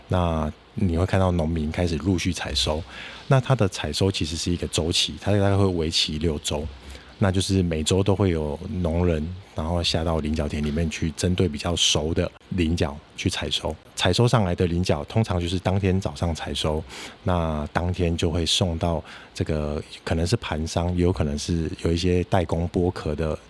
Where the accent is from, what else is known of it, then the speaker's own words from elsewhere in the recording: Kaohsiung, Taiwan; moved away as an adult; also born or lived in China; 我本身是高雄人，那是。我住在左营。那我小学的时候就是走路上学嘛，那我印象很深刻。那个时候，呃，从家里走到学校大概是十分钟的路程，那我沿路上就会经过很多的菱角田